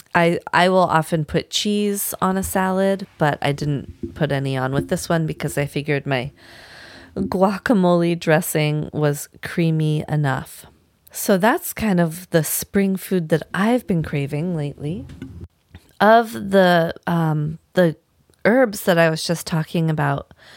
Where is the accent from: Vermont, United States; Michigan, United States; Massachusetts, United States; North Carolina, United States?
Vermont, United States; moved away as an adult; also born or lived in Washington State; now in Maine, United States; growing up in Vermont my whole life.